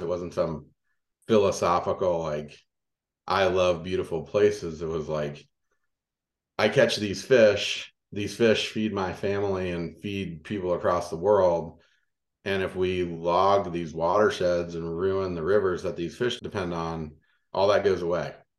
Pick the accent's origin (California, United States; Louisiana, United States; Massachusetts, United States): Louisiana, United States; moved away; the dirt road I grew up on in Louisiana